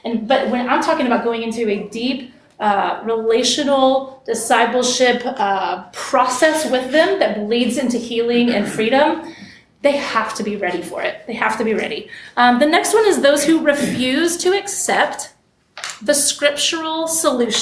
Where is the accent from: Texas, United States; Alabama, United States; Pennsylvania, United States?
Texas, United States; West; I grew up in West Texas, the desert, basically.